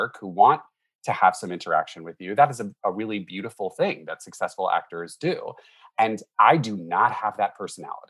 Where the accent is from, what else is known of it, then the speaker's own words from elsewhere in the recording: Cincinnati, Ohio, United States; moved away; also born or lived in Boston; I grew up in Cincinnati, Ohio, and there is quite a scene there